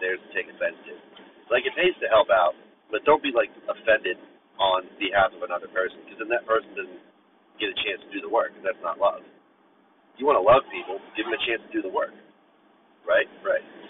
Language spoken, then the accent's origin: English; Bethel Park, Pennsylvania, United States; my hometown was Bethel Park